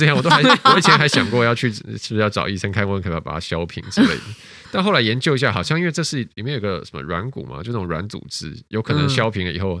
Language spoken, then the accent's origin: Chinese; Taiwan; 但其实我没有啊，我从小就在台湾长大。